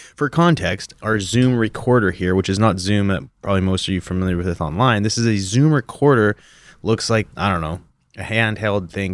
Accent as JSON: {"language": "English", "country": "Canada", "tie": "born or raised there", "moved": "yes", "said": "growing up in Canada"}